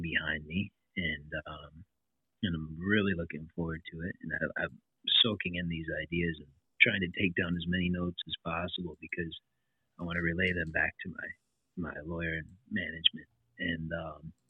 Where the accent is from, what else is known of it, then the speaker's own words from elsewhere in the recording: Kenosha, Wisconsin, United States; born and raised in Kenosha, Wisconsin here